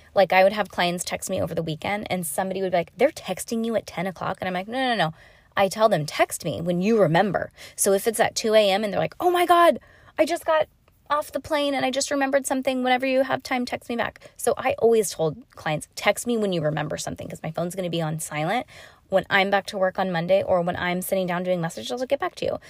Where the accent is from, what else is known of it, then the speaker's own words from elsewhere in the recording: California, United States; I'm from California, Disney and Tahoe